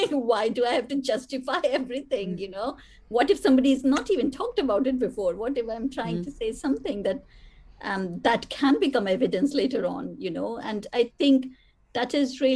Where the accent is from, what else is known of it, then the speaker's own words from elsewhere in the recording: India; moved away; writing as an Indian woman